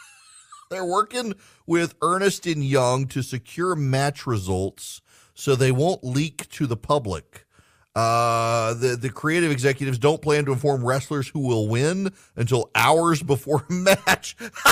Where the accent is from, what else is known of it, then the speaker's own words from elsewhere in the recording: Dubai, United Arab Emirates; If you're a regular listener, if you're Charlie, you know, I grew up in Dubai.